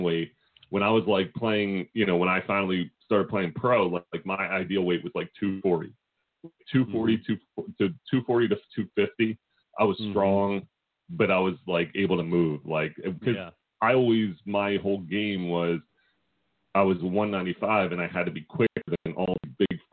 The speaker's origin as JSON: {"language": "English", "town": "Philadelphia", "region": "Pennsylvania", "country": "United States", "said": "you get a different rep when you're from Philly"}